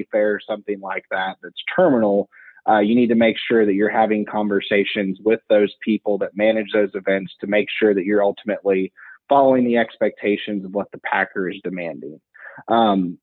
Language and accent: English; Western Illinois, United States; where I grew up in Western Illinois, we had a buying station 5 miles from our farm